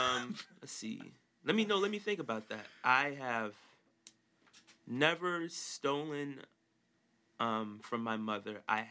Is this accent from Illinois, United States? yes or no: yes; Chicago, Illinois, United States; moved away as an adult; also born or lived in Madison, Illinois; now in Los Angeles, United States; I was born... and was raised in Chicago, Illinois, suburbs of Chicago, Illinois, and good old Madison, Illinois, about 45 minutes south of the city. Nothing much going on there.